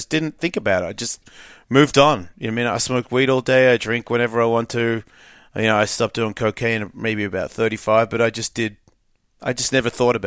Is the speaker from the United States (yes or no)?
no; Australia; moved away; I grew up rough. It depends on where you are. If you're like a. I think if you're well off, it's different. I think if you're just average. Middle Australia